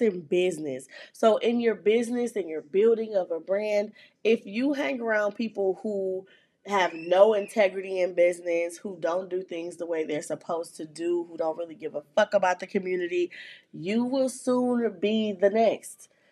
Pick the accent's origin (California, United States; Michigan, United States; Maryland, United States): Michigan, United States; Flint; born or raised there